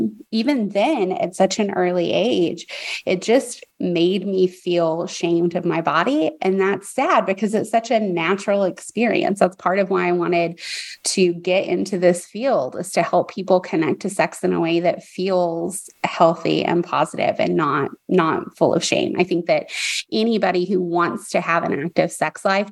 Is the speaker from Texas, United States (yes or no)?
yes; Texas, United States; growing up, especially where you and I did, we're both from Texas.